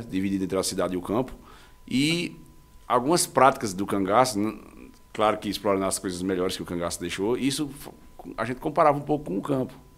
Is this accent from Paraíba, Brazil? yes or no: yes; Monteiro, Paraíba, Brazil; É, a minha origem é, é daqui de Monteiro. É, minha família também, o meu pai também daqui de Monteiro